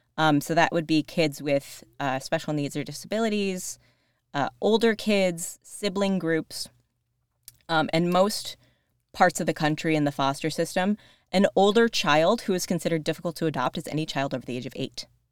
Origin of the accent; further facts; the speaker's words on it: Rochester, Buffalo area, New York, United States; moved away as an adult; also born or lived in Princeton, New Jersey; I'm from the Rochester, Buffalo area